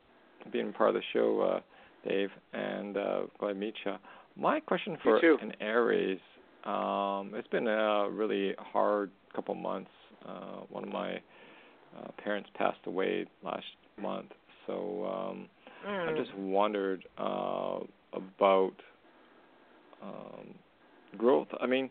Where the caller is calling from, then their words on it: Canada; calling from Canada.